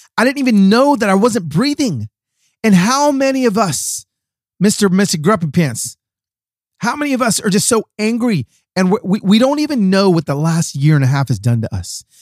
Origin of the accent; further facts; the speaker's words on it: Atlanta, Georgia, United States; moved away; I was raised in Atlanta